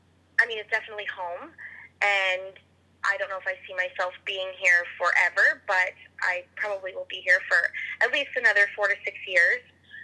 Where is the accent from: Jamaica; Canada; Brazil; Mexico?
Canada; Zama City, Alberta; growing up in Zama has really made me become the person I am today just because it is such a close-knit, small community, and everybody knows everybody, so it's like a big family. And growing up there, I mean, I've lived there for 23 years